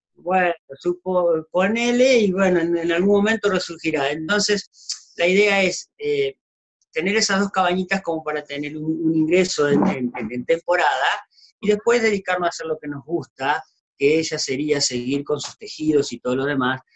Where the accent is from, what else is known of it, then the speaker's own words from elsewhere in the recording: Diego de Alvear, Santa Fe, Argentina; moved away as an adult; also born or lived in Catamarca; now in Córdoba, Argentina; yo vivía en Diego de Alvear, provincia de Santa Fe